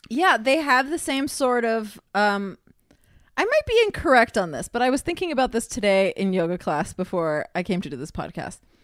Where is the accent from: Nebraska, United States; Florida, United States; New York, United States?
Florida, United States; Miami; I'm from Miami where there's tons of feral cats